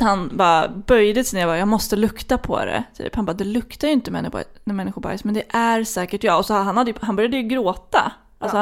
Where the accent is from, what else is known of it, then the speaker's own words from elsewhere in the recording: Flen, Södermanland, Sweden; jag kommer ju från Flen